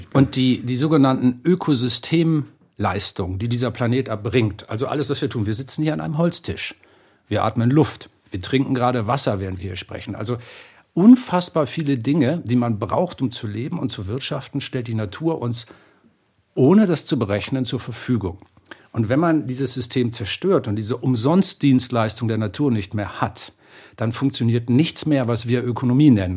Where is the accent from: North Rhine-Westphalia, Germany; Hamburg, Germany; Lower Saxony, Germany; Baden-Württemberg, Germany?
Hamburg, Germany; now in Bavaria, Germany; ich bin jetzt zwar Bayer, Wahlbayer, ich lebe ja in diesem schönen Bundesland, aber ich bin in Hamburg geboren.